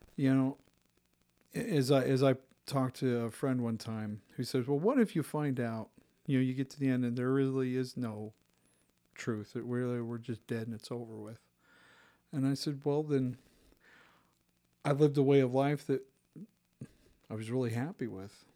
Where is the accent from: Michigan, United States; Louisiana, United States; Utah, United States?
Utah, United States; also born or lived in Granger (West Valley City), Utah; I grew up in Utah County